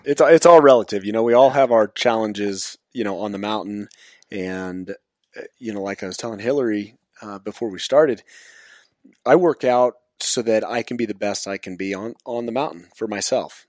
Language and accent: English; Zephyr Cove, Nevada, United States; also born or lived in Carson Valley, Nevada; I was born and raised here in Nevada, actually up in Zephyr Cove at Lake Tahoe.